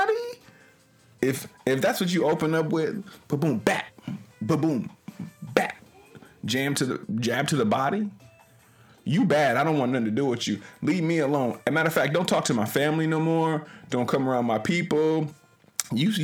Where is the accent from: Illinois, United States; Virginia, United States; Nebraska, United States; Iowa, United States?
Nebraska, United States; Omaha; I hail from Omaha, Nebraska